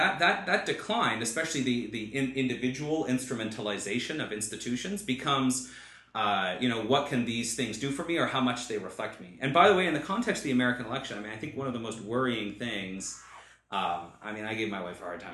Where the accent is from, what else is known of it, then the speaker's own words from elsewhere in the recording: Canada; I'm Canadian.